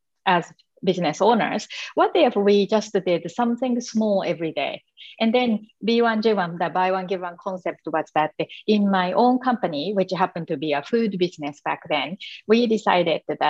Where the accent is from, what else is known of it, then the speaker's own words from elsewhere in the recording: Japan; accent: Asian; English is a second language; moved away as an adult; I'm from Japan. So I grew up in Japan in the traditional, you know, community, being a very shy little girl.